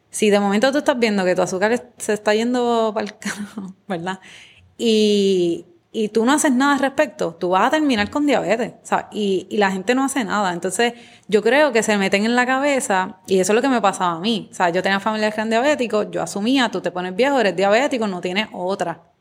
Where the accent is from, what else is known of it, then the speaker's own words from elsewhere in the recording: Guayama, Puerto Rico; moved away; also born or lived in California; yo soy de Guayama. De Guayama, de Guayama.